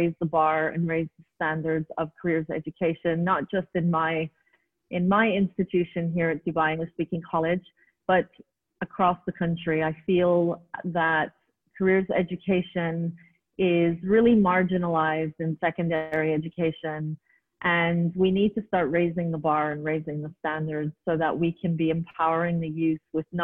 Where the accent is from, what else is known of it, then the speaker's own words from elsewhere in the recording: Montreal, Quebec, Canada; moved away as an adult; now in United Arab Emirates; I was born and raised in Montreal, Quebec, Canada, and was there for all of my childhood and then moved to the United Arab Emirates back in the late 90s